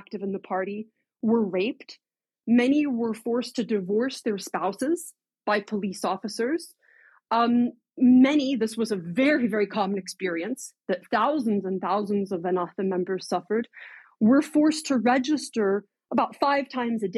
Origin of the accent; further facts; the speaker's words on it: United States; as an American